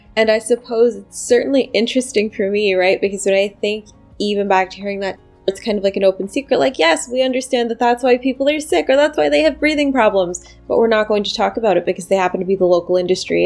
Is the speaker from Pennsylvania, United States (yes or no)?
yes; Pittsburgh, Pennsylvania, United States; now in New York City, United States; I'm from Pennsylvania, and you know, fracking is certainly one of the industries that happens to be king in my home state. I'm from Pittsburgh